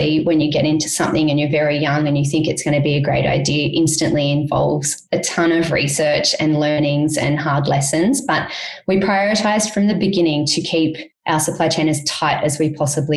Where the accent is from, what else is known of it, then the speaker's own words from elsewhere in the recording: Australia; moved away; also born or lived in Cambodia; as an Australian